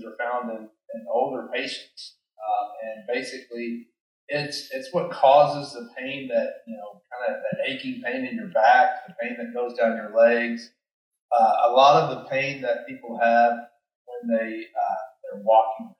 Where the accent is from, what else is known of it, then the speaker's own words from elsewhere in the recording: Danville, Kentucky, United States; I grew up in Kentucky. I grew up in Danville, Kentucky, which is a little town just south of Lexington.